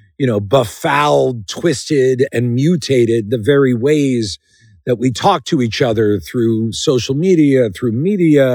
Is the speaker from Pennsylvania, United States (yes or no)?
yes; Philadelphia, Pennsylvania, United States; I was plucked from the Schuylkill River outside Philadelphia, where I'm from